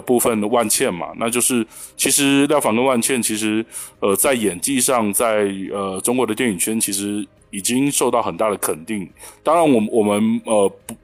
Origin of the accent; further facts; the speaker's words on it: Taiwan; 我是来自台湾宝岛的